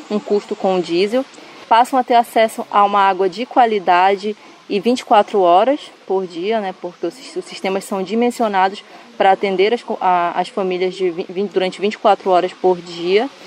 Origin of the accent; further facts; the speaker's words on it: Santarém, Pará, Brazil; eu, como moradora de Santarém, enfim, da, sou natural de Santarém, moro na, na, em Santarém há 27 anos, né?